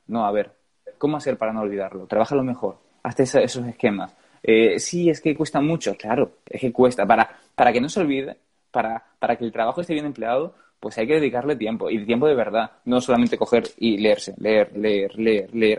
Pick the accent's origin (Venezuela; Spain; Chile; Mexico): Spain; Gran Canaria, Canary Islands; moved away; mi tierra, en Canarias